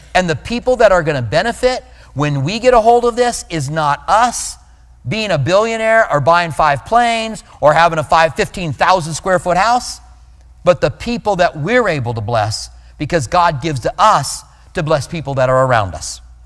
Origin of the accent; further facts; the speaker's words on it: Albuquerque, New Mexico, United States; moved away; I grew up in Albuquerque